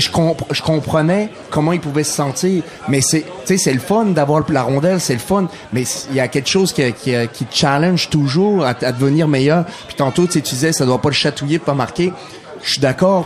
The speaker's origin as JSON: {"language": "French", "country": "France", "also_born_or_lived": "Saguenay, Quebec, Canada", "moved": "yes"}